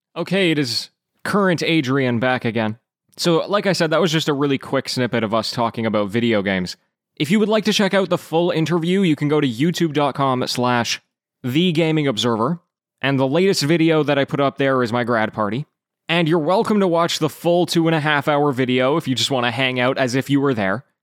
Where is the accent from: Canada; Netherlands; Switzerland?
Canada; I was born and raised in Canada.